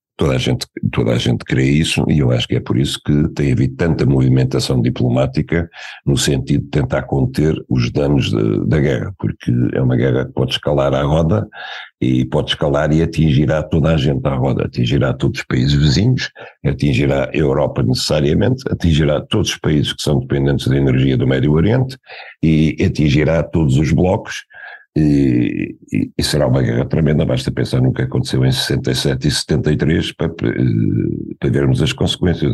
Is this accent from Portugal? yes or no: yes; Portugal; como português